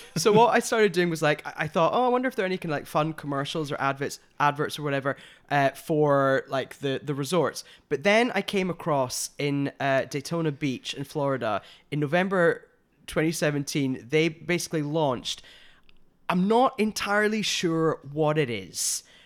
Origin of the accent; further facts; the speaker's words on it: United Kingdom; now in Los Angeles, United States; two Brit L A gays